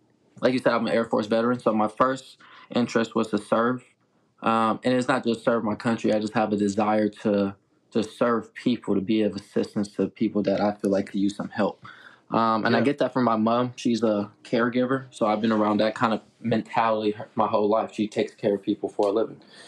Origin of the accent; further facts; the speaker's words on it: Los Angeles, California, United States; now in Tulsa, United States; I grew up in Los Angeles